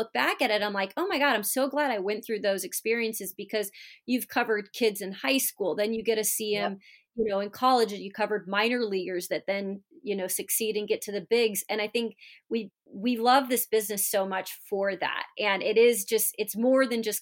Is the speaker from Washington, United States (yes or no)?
yes; Washington, United States; I grew up in Washington State. It's a big basketball state